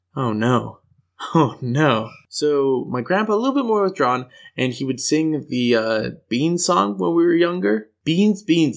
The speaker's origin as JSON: {"language": "English", "country": "United States", "tie": "born or raised there", "said": "I grew up in the States, clearly, um, with the strong R's"}